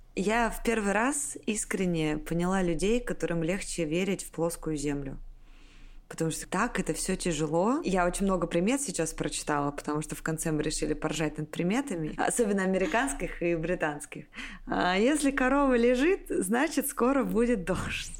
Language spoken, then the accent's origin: Russian; Siberia, Russia; я из Сибири, в январе очень холодно